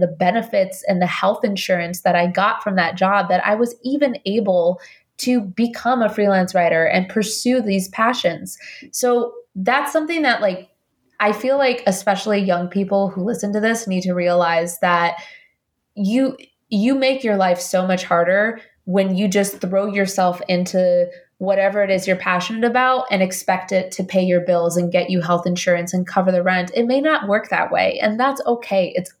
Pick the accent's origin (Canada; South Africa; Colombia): Colombia; now in United States; You know, I don't come from money. I'm an immigrant from Colombia.